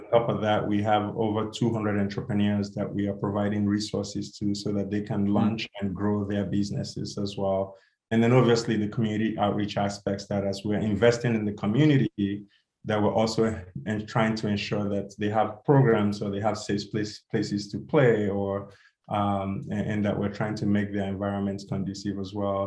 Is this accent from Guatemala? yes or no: no; Nigeria; now in United States; growing up in Nigeria and just the difficulty in getting shoes.